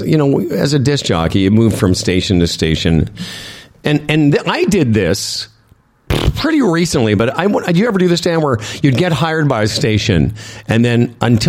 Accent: Moose Jaw, Saskatchewan, Canada; moved away; also born or lived in Calgary; I grew up in Moose Jaw

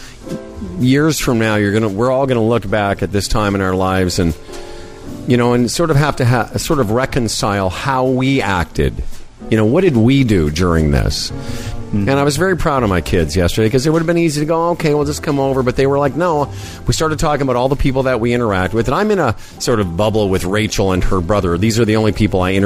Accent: Moose Jaw, Saskatchewan, Canada; When I was a kid growing up in Moose Jaw

